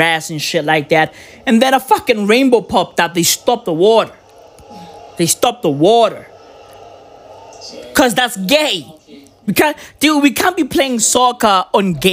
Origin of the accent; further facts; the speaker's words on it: South Africa; I'm South African